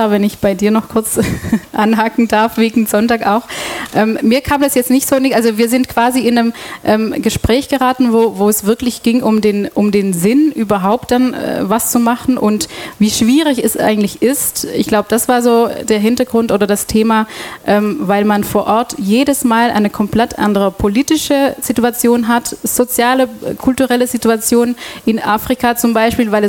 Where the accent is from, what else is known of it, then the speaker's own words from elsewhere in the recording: Antwerp, Flanders, Belgium; German is a second language; moved away as an adult; also born or lived in Brussels; now in Ulm, Germany; Ähm, ich komme aus Belgien, wohne seit sechs Jahren in Ulm und bin seit 2014 bei Radio FreeFM. Ich komme ursprünglich ähm, aus Antwerpen